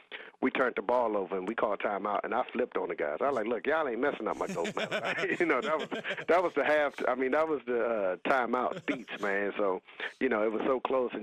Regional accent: Raleigh, North Carolina, United States; in the housing projects that I grew up in Raleigh, a place called Lane Street

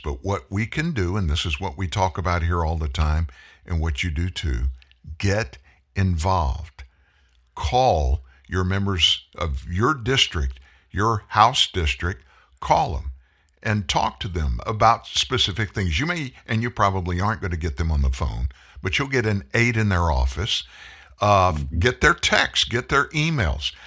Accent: South Louisiana, United States; came from South Louisiana

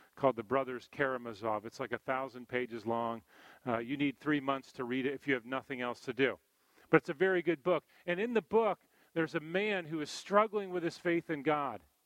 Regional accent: East Coast, United States; growing up on the East Coast here

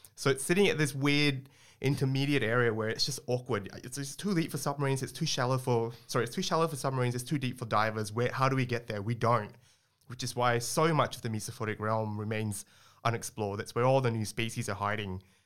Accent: Singapore; moved away as an adult; also born or lived in Australia; I grew up in Singapore before I moved to Australia to my undergrad

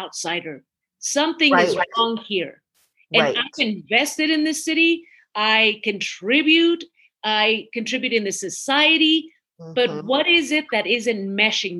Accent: Midway City, California, United States; English is a second language; also born or lived in Mexico City, Mexico / Orange, California; we came here in 1978, and I lived in Midway City. I don't think a lot of people know Midway City, but that's where I grew up, right, in Orange County

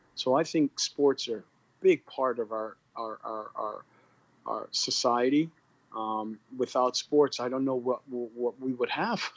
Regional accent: Canada; also born or lived in Guyana; I was born in Guyana and grew up in Canada. I'm Guyanese Canadian.

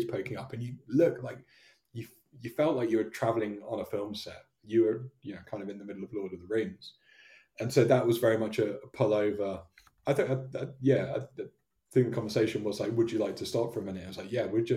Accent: Devon, South West England, United Kingdom; moved away; I was born and raised down in Devon

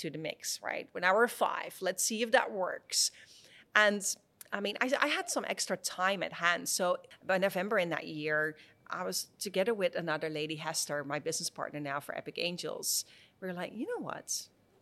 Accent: Netherlands; moved away as an adult; also born or lived in San Francisco, United States; I was born in the Netherlands

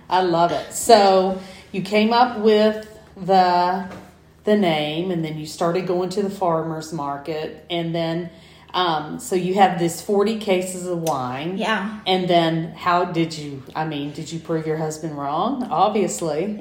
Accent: Southwest Georgia, United States; moved away; when I was growing up in Southwest Georgia

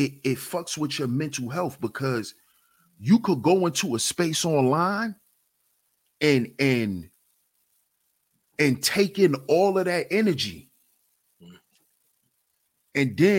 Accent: New York, United States; I'm from New York. So coming out my house, I'm coming out of a building

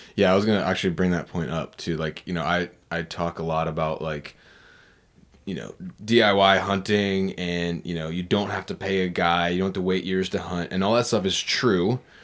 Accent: Virginia Beach, Virginia, United States; Virginia Beach, which was my hometown

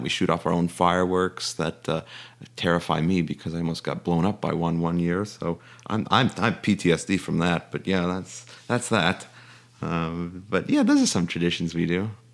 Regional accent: Chicago, Illinois, United States; moved away as an adult; also born or lived in Virginia; originally born and raised in Chicago

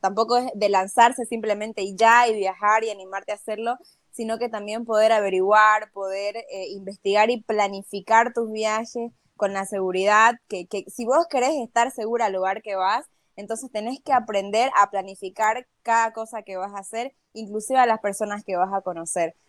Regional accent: Bolivia

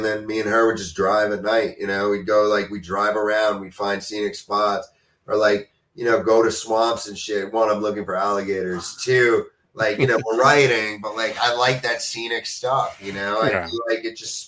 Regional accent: New York, United States; as a New Yorker

